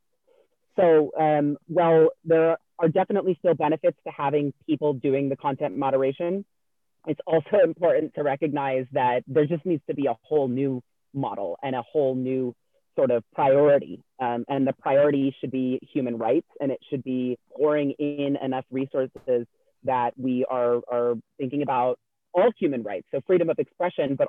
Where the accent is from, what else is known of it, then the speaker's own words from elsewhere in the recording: California, United States; moved away; I'm originally from California